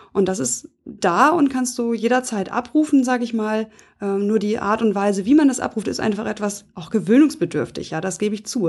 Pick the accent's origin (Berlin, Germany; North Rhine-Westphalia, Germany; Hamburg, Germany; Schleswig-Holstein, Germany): Hamburg, Germany; accent: Nordlicht; also born or lived in Flensburg; ich bin Nordlicht, also ich bin in Hamburg geboren